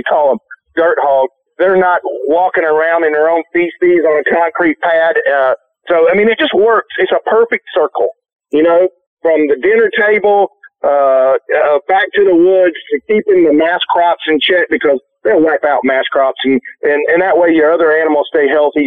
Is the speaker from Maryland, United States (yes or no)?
no; Alabama, United States; I'm from Alabama.